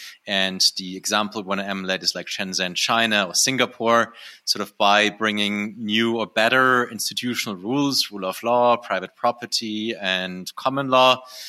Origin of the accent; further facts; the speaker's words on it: Germany; moved away as an adult; also born or lived in Berlin; now in Próspera, Honduras; I'm originally from Germany, and now I live in Prospera, which is on a beautiful island called the Roatan. That's part of the country of Honduras.